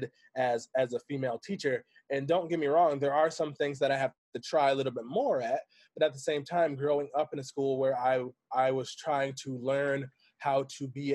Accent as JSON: {"language": "English", "town": "Grand Rapids", "region": "Michigan", "country": "United States", "also_born_or_lived": "Greenville, Michigan / Kalamazoo, Michigan", "said": "I'm from Grand Rapids, Michigan. I went to high school in Greenville, Michigan, which is a very rural area."}